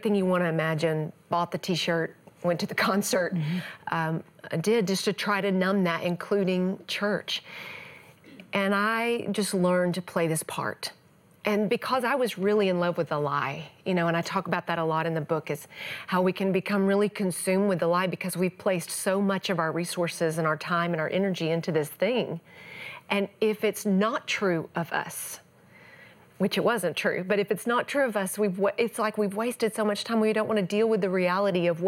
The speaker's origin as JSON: {"language": "English", "region": "East Texas", "country": "United States", "tie": "born or raised there"}